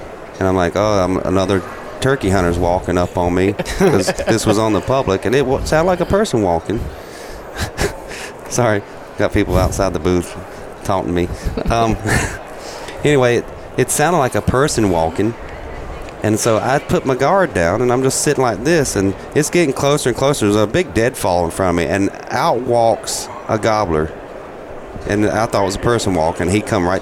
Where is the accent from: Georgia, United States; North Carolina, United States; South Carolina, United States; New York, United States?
South Carolina, United States; moved away; when I was little, growing up in South Carolina